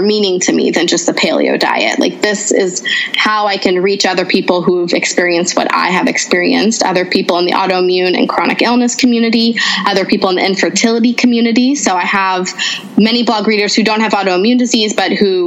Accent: United States; also born or lived in Canada; I grew up in a Lebanese household in America. So I'm not even a first generation. Grace, my daughter, is my first generation American

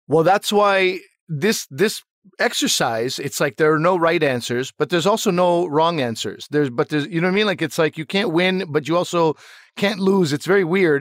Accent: Canada; I was trying to be as proud a Canadian as possible

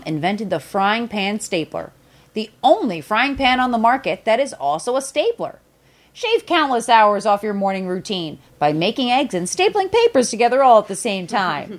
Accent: New Jersey, United States; I'm from Jersey

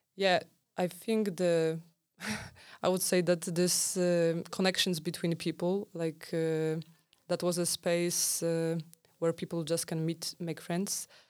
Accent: Poland; I'm from Poland.

